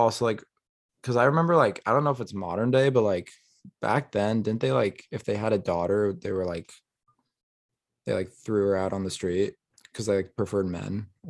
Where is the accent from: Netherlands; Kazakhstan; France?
Kazakhstan; Mr. Worldwide. I am from Kazakhstan.